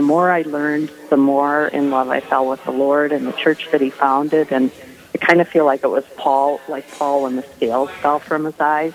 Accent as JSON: {"language": "English", "town": "Owatonna", "region": "Minnesota", "country": "United States", "tie": "born or raised there", "said": "I'm from Owatonna at St. Joseph's Parish and uh, grew up Catholic"}